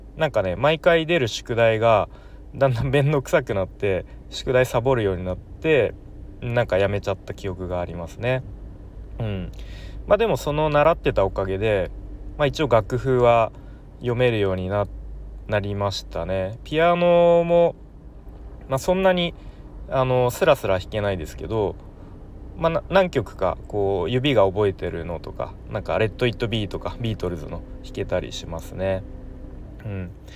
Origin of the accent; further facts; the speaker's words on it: Nerima, Tokyo, Japan; moved away as an adult; now in Aichi, Japan; 東京の練馬区というところ出身です